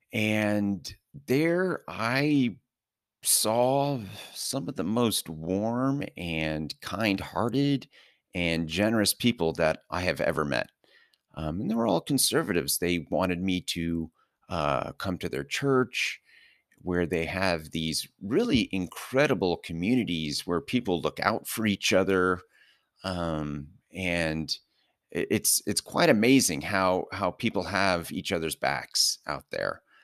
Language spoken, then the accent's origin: English; Southern California, United States; moved away; also born or lived in New York City metro area; born and raised in Southern California